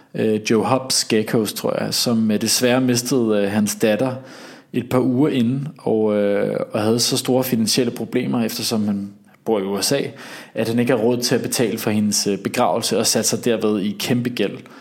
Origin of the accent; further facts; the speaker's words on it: Denmark; accent: Danish; very Danish-agtig